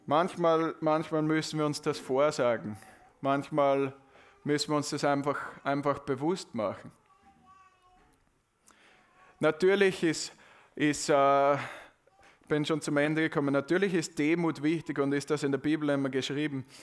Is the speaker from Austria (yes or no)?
yes; Austria; Ja, aber, aber ich glaube, wir können das gar nicht richtig in den Mund nehmen als Österreicher.